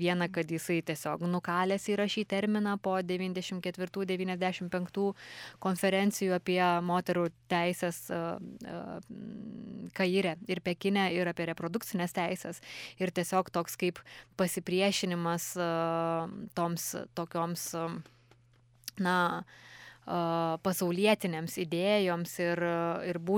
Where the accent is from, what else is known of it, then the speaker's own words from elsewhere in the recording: Lithuania; kaip mes lietuviai apsibrėžėme savo na, tą lytinę tapatybę